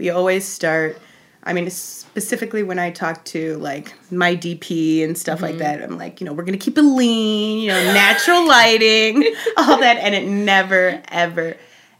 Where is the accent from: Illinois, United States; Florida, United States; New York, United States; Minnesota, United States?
Illinois, United States; Chicago; I grew up in Roscoe Village